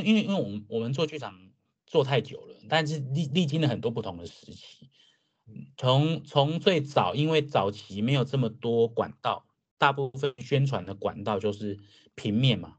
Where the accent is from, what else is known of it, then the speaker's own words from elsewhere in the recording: Changhua County, Taiwan; also born or lived in Taipei; now in Kaohsiung, Taiwan; 我是彰化人。